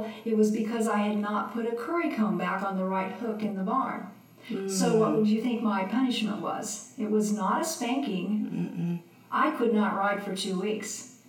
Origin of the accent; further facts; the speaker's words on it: Jefferson City, Missouri, United States; I grew up, it was Southwest Grade School in Jefferson City, Missouri.